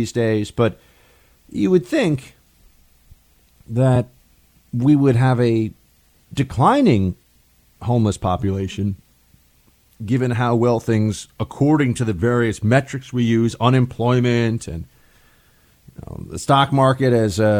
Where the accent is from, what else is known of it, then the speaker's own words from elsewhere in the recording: New York City, New York, United States; in New York City, in my hometown